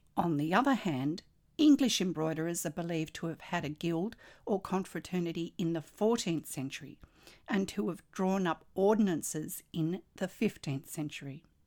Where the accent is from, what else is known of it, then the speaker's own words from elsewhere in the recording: Australia; I'm an Australian textile artist, teacher, judge, blogger and stitch